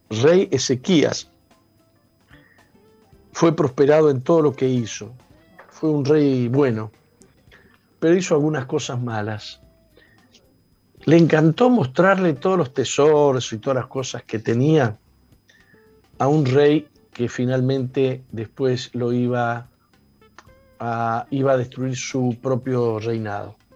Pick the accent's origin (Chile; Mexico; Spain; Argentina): Argentina; Digamos, yo soy de Argentina y los grupos indígenas están muy, muy postergados.